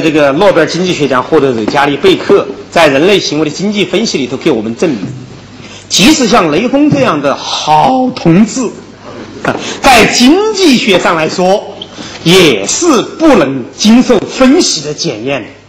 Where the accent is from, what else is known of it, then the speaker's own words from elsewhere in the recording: China; 我们中国人接受了现代的法国理念